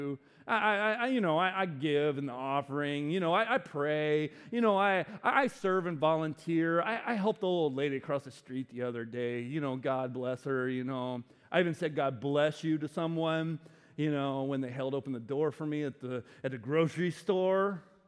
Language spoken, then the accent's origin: English; the South, United States; I grew up in the South. The Bible Belt, the buckle of the Bible Belt